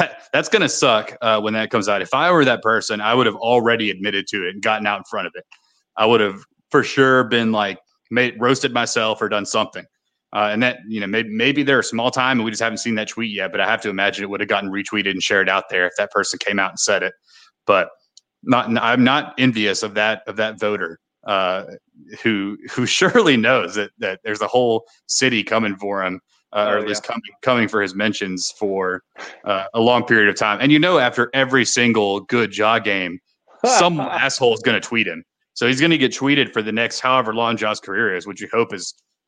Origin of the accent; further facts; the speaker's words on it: Mississippi, United States; I live in Olive Branch. And I talk about Memphis as if it's my home, but really I'm from Mississippi